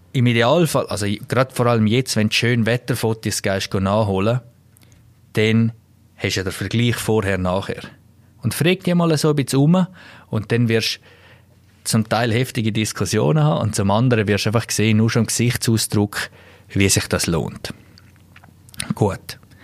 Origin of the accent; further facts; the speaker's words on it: Klosters, Graubünden, Switzerland; aus meiner Heimat etwas ist, da wo es Klosters